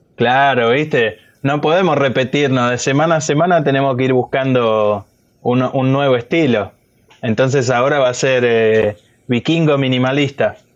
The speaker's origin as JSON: {"language": "Spanish", "region": "Buenos Aires", "country": "Argentina", "said": "somos todos de Buenos Aires"}